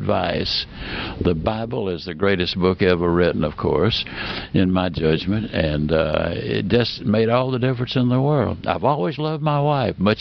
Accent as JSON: {"language": "English", "region": "Mississippi", "country": "United States", "tie": "born or raised there", "also_born_or_lived": "Alabama", "said": "I was born in Alabama and raised in Mississippi"}